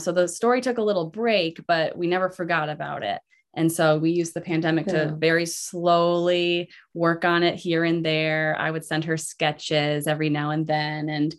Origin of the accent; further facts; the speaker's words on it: Mackinac Island, Michigan, United States; this is my hometown. I grew up on Mackinac Island, 18 years of my life, graduated from the high school. So this is my childhood home.